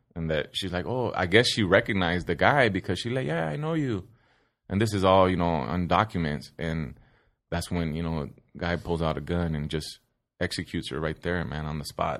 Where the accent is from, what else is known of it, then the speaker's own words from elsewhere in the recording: Sun Valley, California, United States; I grew up in Sun Valley, California